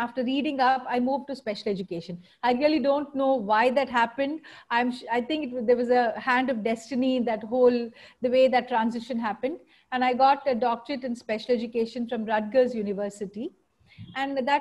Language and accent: English; Mumbai, Maharashtra, India; also born or lived in United States; now in Chennai, India; Although I hail from Mumbai, my family had moved to Chennai by then